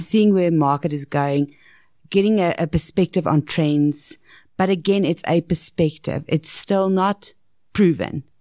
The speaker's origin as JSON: {"language": "English", "country": "South Africa", "said": "especially in South Africa, because we've got such a diverse middle class and up"}